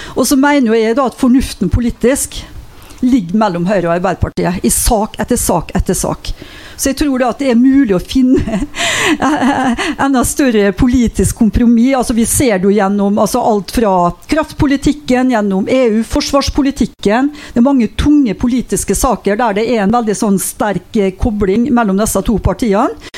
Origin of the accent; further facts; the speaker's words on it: Molde, Møre og Romsdal, Norway; hjemkommunen min Molde